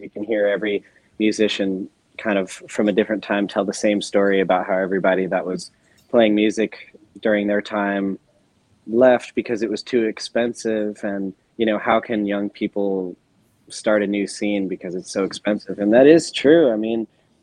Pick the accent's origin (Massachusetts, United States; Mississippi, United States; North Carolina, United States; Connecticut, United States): North Carolina, United States; now in New York, United States; I was playing in bands when I grew up in North Carolina